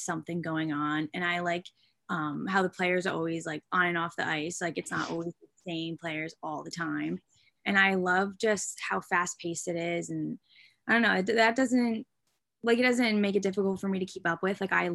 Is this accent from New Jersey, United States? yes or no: yes; New Jersey, United States; I'm from New Jersey